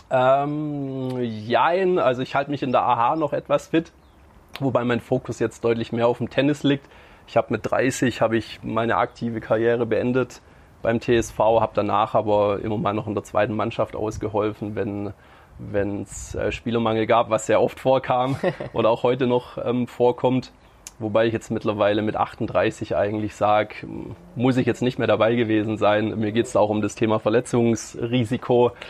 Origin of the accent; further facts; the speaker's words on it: Stuttgart, Baden-Württemberg, Germany; born there; Also geboren bin ich in Stuttgart, quasi also in der Schwabenhauptstadt, waschechter Schwabe, auch wenn es sich ähm, nicht so anhört